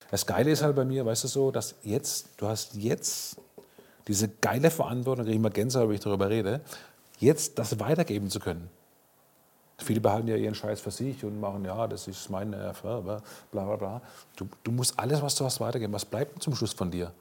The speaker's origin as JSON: {"language": "German", "town": "Karlsruhe", "region": "Baden-Württemberg", "country": "Germany", "tie": "born or raised there", "said": "in meiner Heimatstadt Karlsruhe"}